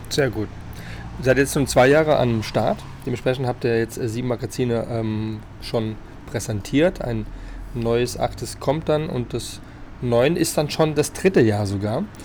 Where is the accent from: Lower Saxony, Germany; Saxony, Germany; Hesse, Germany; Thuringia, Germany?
Hesse, Germany; Frankfurt; als ähm, Frankfurter.